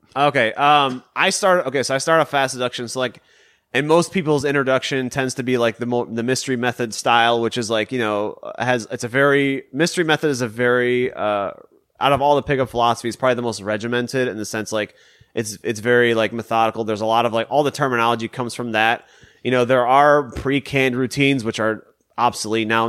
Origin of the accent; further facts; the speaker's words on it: Detroit, Michigan, United States; I'm from Michigan, so I'm from the Detroit area